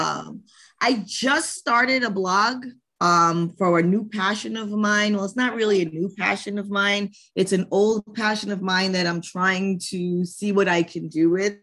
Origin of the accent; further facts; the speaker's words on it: New York City, New York, United States; I'm from New York State, I'm from New York City